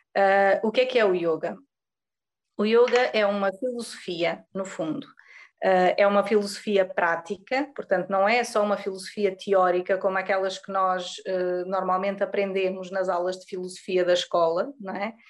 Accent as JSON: {"language": "Portuguese", "area": "Pico Island", "region": "Azores", "country": "Portugal", "also_born_or_lived": "Lisbon", "moved": "as an adult", "lives_now": "Algarve, Portugal", "said": "eu sou da Ilha do Pico, do arquipélago dos Açores."}